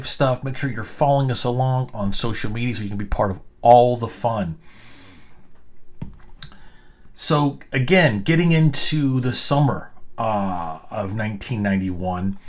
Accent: Arkansas, United States; moved away; also born or lived in New York / Texas; I spent 30 years, afraid to admit to people, especially when I lived in New York, that I was from Arkansas

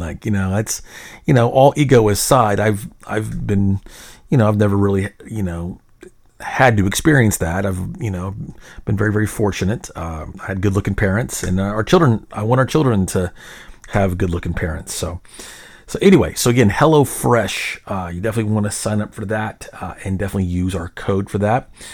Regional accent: Little Rock, Arkansas, United States; now in Frisco, United States; I grew up in Little Rock uh, where we didn't have an MLB team.

